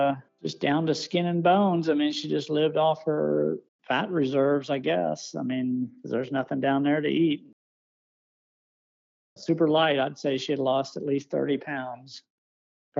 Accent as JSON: {"language": "English", "town": "Perryville", "region": "Missouri", "country": "United States", "tie": "born or raised there", "said": "I'm from Perryville, Missouri. Lived here all my life"}